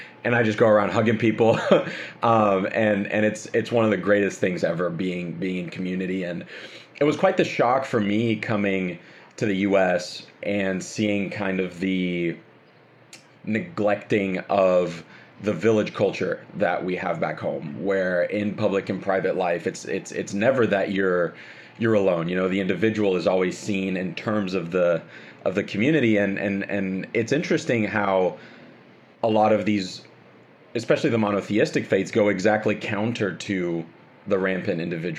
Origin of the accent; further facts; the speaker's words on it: Brazil; I mean, you know, I come from Brazil, and we just hug everybody, you know